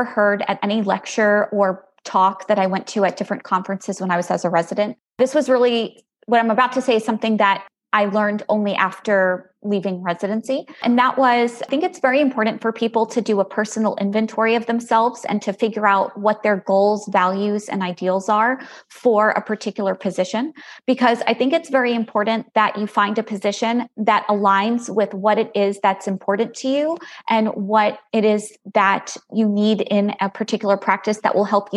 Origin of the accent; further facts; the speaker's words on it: Long Island, New York, United States; moved away as an adult; also born or lived in Galveston, Texas; now in Plano, United States; I'm originally from Long Island, New York